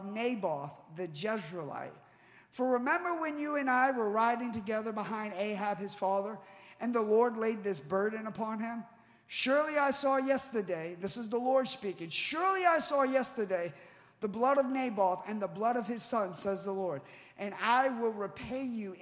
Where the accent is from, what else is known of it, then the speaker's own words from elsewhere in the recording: United States; I was born in the United States